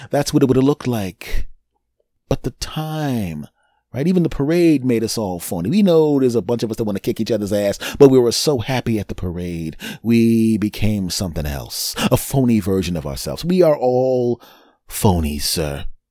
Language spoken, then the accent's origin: English; Philadelphia, Pennsylvania, United States; my hometown team won the Super Bowl a couple of years ago. I went to the parade